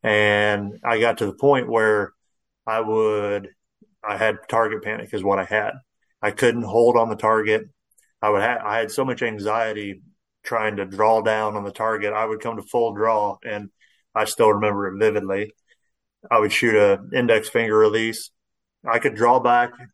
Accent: Central Illinois, United States; I grew up here in Central Illinois

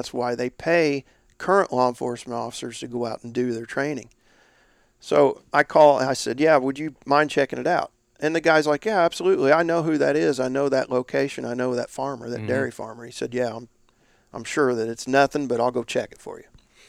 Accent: Indiana, United States; northeast was my territory and my home state, Indiana.

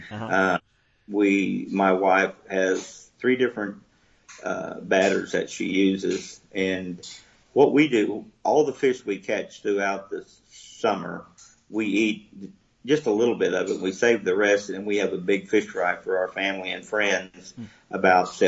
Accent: Oklahoma, United States; we we deep fat fry everything. I'm I'm from Oklahoma

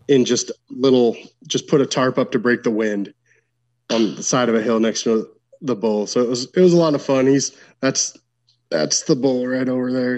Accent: Washington, United States; I'm from Washington State.

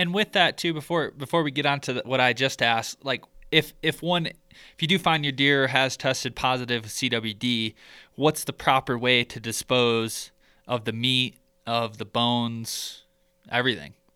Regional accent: Michigan, United States; growing up in Michigan, the the neighboring county to where I grew up

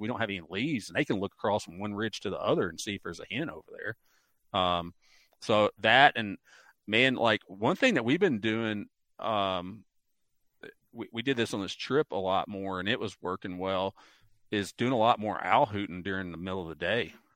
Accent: Mississippi Delta, United States; also born or lived in southern Ohio; now in Ohio, United States; I grew up in the Mississippi Delta

